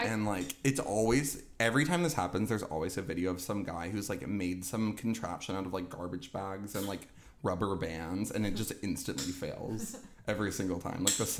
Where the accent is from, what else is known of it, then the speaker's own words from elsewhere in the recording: California, United States; my parents are from the south, but I like grew up in California.